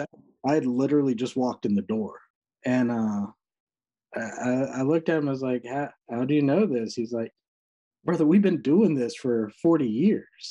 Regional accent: Rocky Mount, North Carolina, United States; also born or lived in Knightdale, North Carolina; I grew up in eastern North Carolina, Rocky Mount, uh, which is tiny little town.

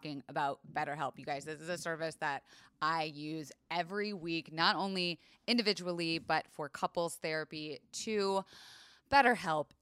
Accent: Florida, United States; I was raised in Florida

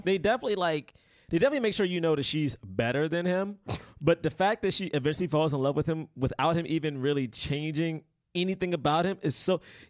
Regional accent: Northern United States, United States; And I'm from the North. And in the North, well, I guess we still consider the South.

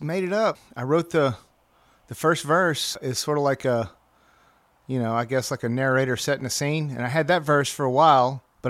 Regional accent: Birmingham, Alabama, United States; moved away as an adult; I grew up in Birmingham, in Birmingham the whole time.

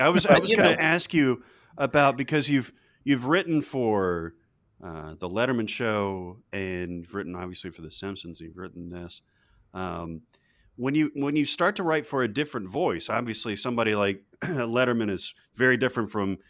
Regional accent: Nashville, Tennessee, United States; we're from the South. We're from Nashville.

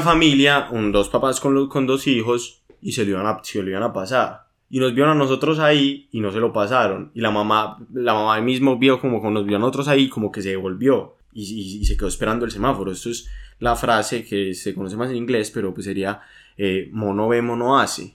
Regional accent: Medellín, Antioquia, Colombia; nosotros somos de Medellín, Colombia

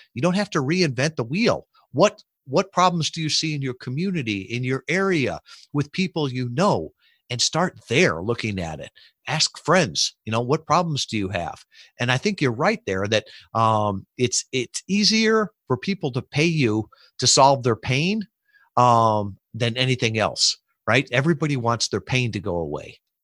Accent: Chicago, Illinois, United States; moved away; I grew up in the Midwest shub, suburbs of Chicago.

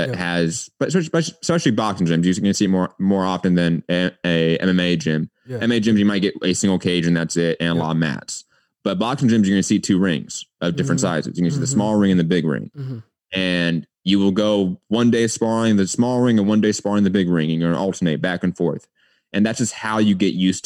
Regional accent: Los Angeles, California, United States; I grew up

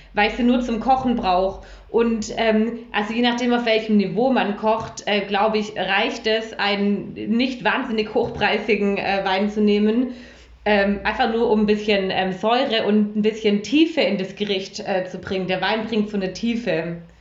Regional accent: Stuttgart, Baden-Württemberg, Germany; ich bin, äh, einunddreißig, ich komme aus Stuttgart

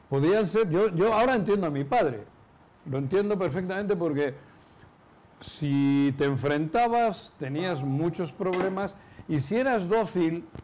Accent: Lemoa, Basque Country, Spain; Mi en, mi pueblo, en Lemoa, hay una fábrica de cemento

